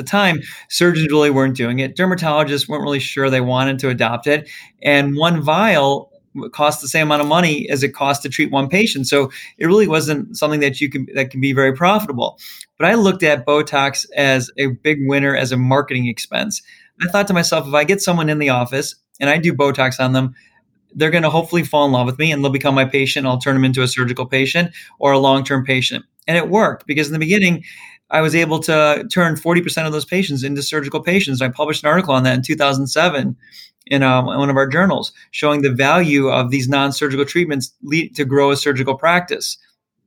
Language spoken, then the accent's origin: English; Chicago, Illinois, United States; I kind of grew up all around Chicago.